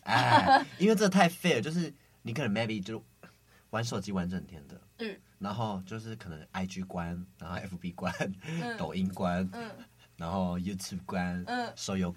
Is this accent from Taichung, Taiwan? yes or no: no; Tainan, Taiwan; 我的故乡。Selina 她寒假跟她男朋友有来我们台南玩